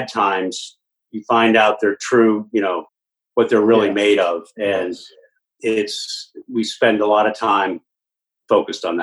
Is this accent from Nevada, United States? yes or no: no; Virginia, United States; we I grew up in northern I grew up in Virginia.